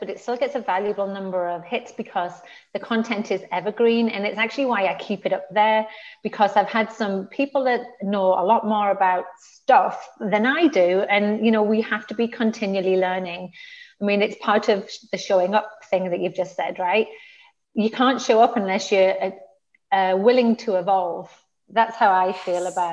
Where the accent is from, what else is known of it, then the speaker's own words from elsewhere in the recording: the north of England, United Kingdom; moved away as an adult; I'm from the north of England.